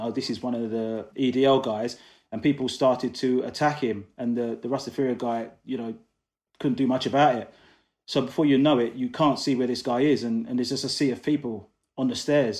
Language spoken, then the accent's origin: English; London, United Kingdom; also born or lived in Coventry; I'm originally from Coventry, well, that's where I was born anyway, uh, raised in London.